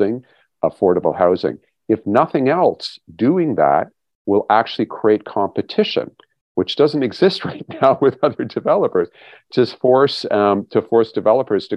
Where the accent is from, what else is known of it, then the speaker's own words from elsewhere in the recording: Waterloo, Ontario, Canada; moved away; Waterloo's my hometown, so I get back there fairly regularly